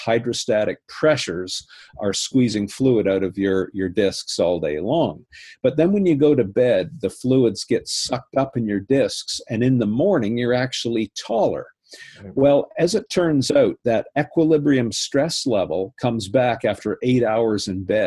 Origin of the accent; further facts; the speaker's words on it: Canada; I was invited with another Canadian as the Canadian delegates